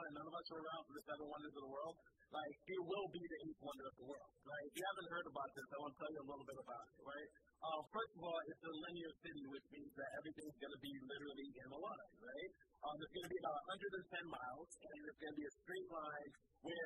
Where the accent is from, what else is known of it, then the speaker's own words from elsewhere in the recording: United States; I'm an American